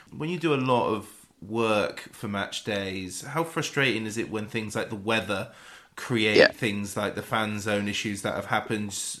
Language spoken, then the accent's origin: English; West Wiltshire, South West England, United Kingdom; I'm I'm from West Wiltshire